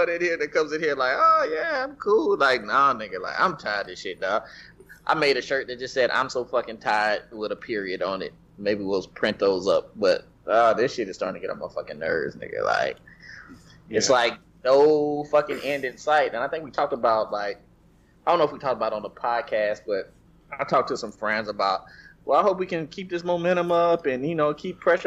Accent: Nashville, Tennessee, United States; I'm from Nashville

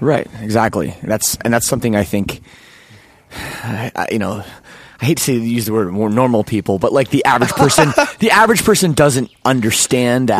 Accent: Toronto, Ontario, Canada; where I grew up too in Toronto

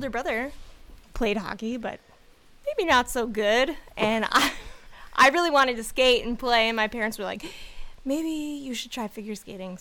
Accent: Delta Junction, Alaska, United States; I grew up outside of Fairbanks, about 100 miles outside of Fairbanks in Delta Junction

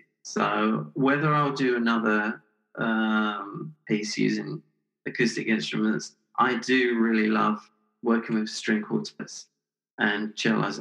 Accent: England, United Kingdom; moved away as an adult; also born or lived in Canada / Los Angeles; I spent 5-8 years in Canada, a couple of years in LA, but I still miss England

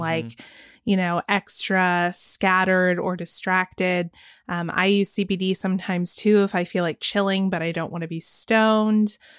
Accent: Georgia, United States; my home state of Georgia

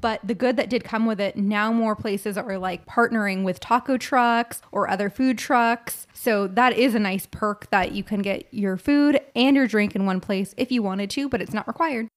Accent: California, United States; we're from California

